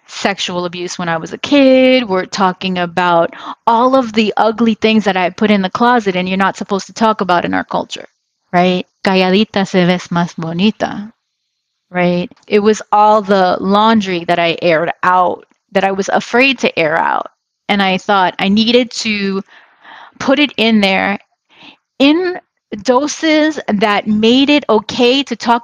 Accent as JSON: {"language": "English", "town": "New York City", "region": "New York", "country": "United States", "tie": "born or raised there", "moved": "as an adult", "lives_now": "Los Angeles, United States", "said": "I grew up, I was born in New York City, but I honestly feel like LA has been the place that I really grew up. I came here as a young adult"}